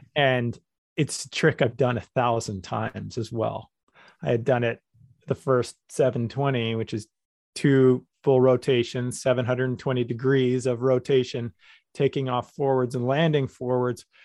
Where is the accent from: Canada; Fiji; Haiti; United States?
Canada; I'm from Canada